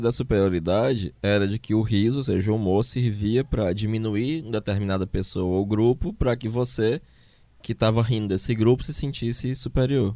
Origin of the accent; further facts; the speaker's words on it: Fortaleza, Ceará, Brazil; Na nossa escola lá, um professor de biologia, em uma escola de elite fortalezense